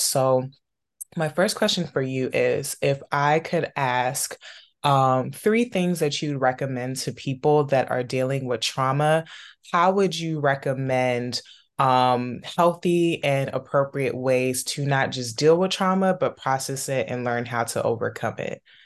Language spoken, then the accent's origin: English; Maryland, DC, DC metropolitan area, United States; growing up in the Maryland, D C, Virginia area